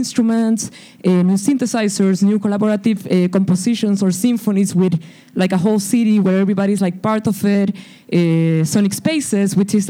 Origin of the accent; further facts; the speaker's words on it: Santiago, Santiago Metropolitan Region, Chile; now in Boston, United States; So, we came from Santiago de Chile to Boston because I came to do a master's program in MIT Media Lab